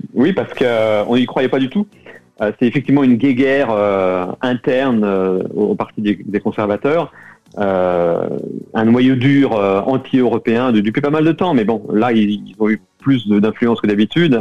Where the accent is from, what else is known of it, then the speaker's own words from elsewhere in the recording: France; moved away as an adult; now in London, United Kingdom; En tant que Français